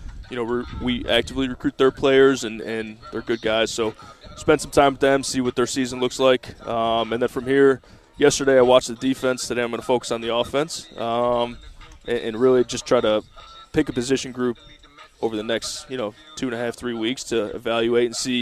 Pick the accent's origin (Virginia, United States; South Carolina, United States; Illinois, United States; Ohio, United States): Ohio, United States; Cleveland; moved away; I'm from Cleveland. So Tim Knox and myself, we grew up about 15 minutes